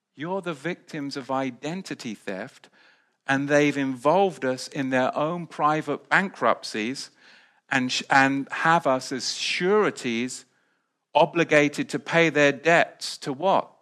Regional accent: England, United Kingdom; moved away as an adult; now in United States; I was back in the U K

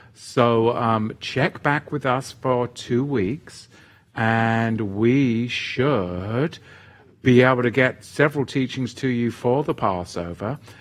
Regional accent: England, United Kingdom; now in Oregon, United States; when I was a boy growing up in England

